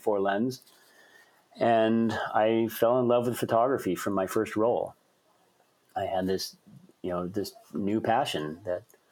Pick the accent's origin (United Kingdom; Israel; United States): United States; Colorado; also born or lived in Boston, Massachusetts; now in Anchorage, United States; Colorado. And that was actually my home state. I was born there.